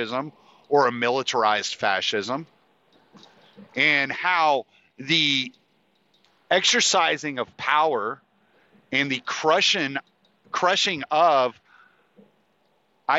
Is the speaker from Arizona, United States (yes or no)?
no; Moss Bluff, Louisiana, United States; my hometown of Moss Bluff, Louisiana